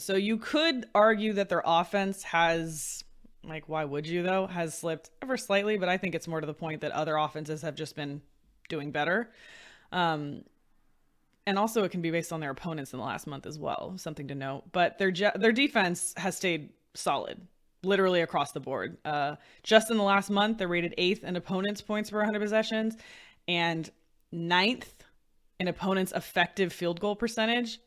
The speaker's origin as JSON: {"language": "English", "area": "the Bay Area", "region": "California", "country": "United States", "said": "I'm from the Bay Area"}